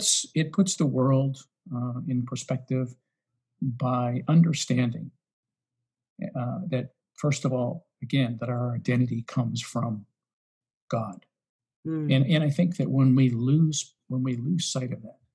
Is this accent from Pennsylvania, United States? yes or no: yes; Western Pennsylvania, United States; I'm from Western Pennsylvania